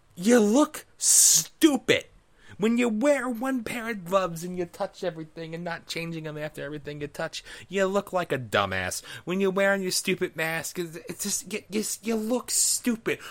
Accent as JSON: {"language": "English", "country": "United States", "said": "as an American"}